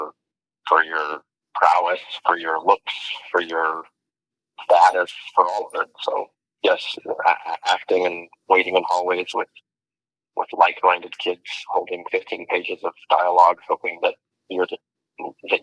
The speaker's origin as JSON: {"language": "English", "town": "Albuquerque", "region": "New Mexico", "country": "United States", "moved": "yes", "said": "I'm from Albuquerque, New Mexico"}